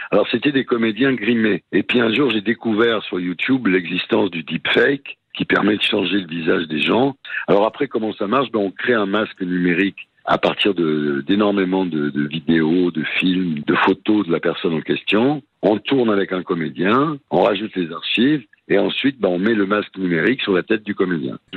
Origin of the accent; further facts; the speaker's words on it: southern France, France; also born or lived in Avignon; Moi, j'adore le Midi. Moi, je suis du Midi. Ma famille est de Nice. Quand je suis dans le Midi, évidemment, je me retrouve chez moi. D'ailleurs, je reprends l'accent souvent quand je suis dans le Midi